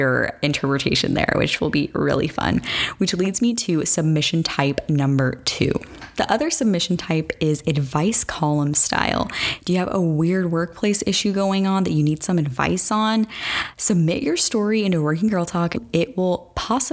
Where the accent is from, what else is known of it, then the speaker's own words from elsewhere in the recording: Arizona, United States; I am from Arizona